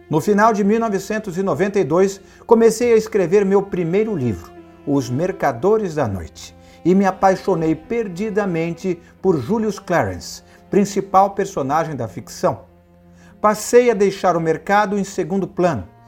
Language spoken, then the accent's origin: Portuguese; Rio de Janeiro, Brazil; De Nova York, vim para o Rio, minha cidade natal.